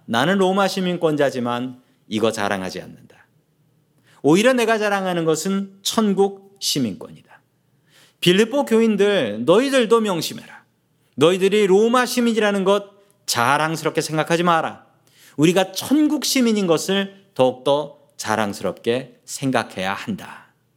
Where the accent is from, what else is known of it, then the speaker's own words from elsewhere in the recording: South Korea; now in United States; 저는 한국 사람입니다. 대한민국 사람이고